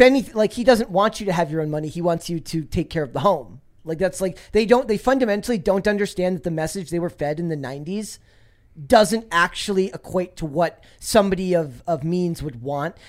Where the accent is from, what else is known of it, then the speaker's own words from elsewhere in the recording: Minnesota, United States; I'm from Minnesota